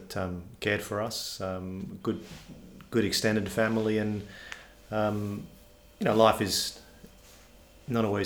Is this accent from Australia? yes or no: yes; Perth, Western Australia, Australia; also born or lived in Warwick, Queensland / Ballarat, Victoria / England; I've grown up in Perth and lived in Perth effectively my entire life